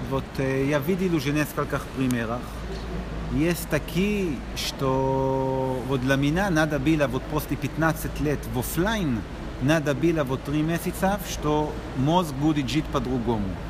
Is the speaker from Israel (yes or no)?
yes; Israel; Russian is a second language; я из Израиля